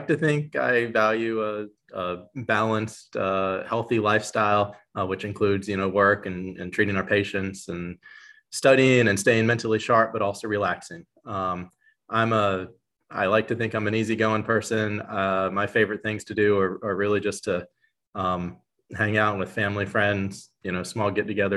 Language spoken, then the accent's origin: English; Orlando, Florida, United States; now in Mississippi, United States; I'm born and raised in Orlando